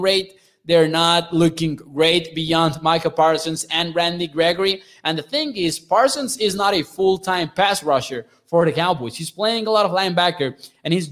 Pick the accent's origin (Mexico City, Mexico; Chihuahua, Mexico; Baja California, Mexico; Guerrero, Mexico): Chihuahua, Mexico; my state